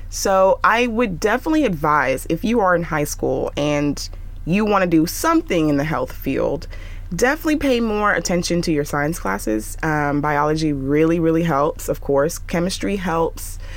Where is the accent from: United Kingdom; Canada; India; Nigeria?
Nigeria; I'm Nigerian and my parents are, I want you to be a doctor.